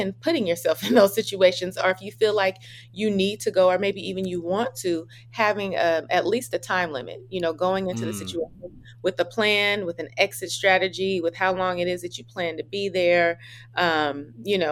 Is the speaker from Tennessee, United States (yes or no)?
no; Oakland, California, United States; I'm from California too